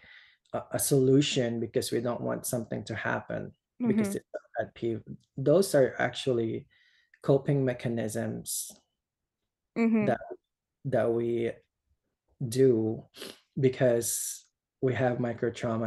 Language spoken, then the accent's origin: English; Philippines; English is a second language; moved away as an adult; now in United States; I grew up in the Philippines.